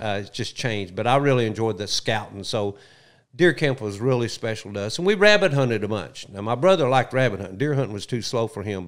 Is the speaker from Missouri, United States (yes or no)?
no; Little Rock, Arkansas, United States; also born or lived in Bethany, Oklahoma; Southwest Little Rock